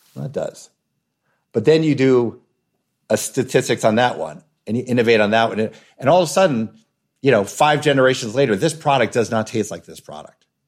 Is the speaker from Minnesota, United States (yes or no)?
no; New York, United States; I grew up in New York, as a New Yorker eating pepperoni pizza my whole life